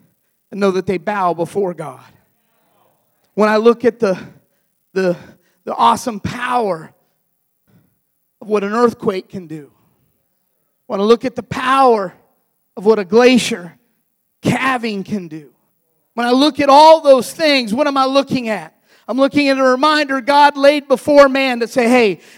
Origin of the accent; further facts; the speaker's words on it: Florida, United States; also born or lived in Ohio; I'm originally from Ohio, but I grew up in Florida.